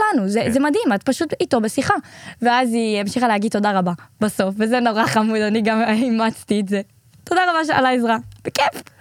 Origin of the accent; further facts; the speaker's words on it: Israel; אנחנו ישראלים